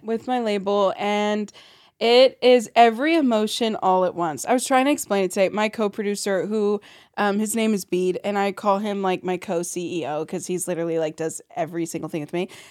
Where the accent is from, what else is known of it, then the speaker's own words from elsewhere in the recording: St. Louis, Missouri, United States; also born or lived in Burbank, California; I grew up in Saint Louis